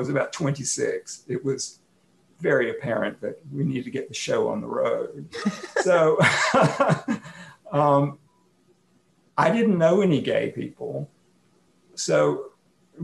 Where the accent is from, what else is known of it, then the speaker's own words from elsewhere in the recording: Atlanta, Georgia, United States; now in Portland, United States; I grew up in Atlanta.